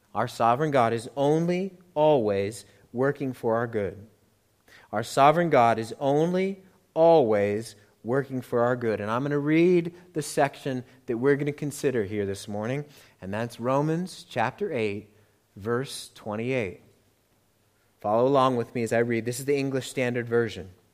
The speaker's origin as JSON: {"language": "English", "country": "United States", "accent": "American", "said": "I am hopelessly American"}